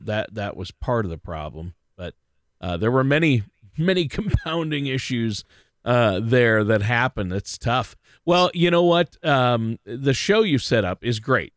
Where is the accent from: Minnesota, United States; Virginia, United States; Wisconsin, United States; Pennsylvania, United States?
Minnesota, United States; I've been, uh, hunkered down in Minnesota, you know, my home state.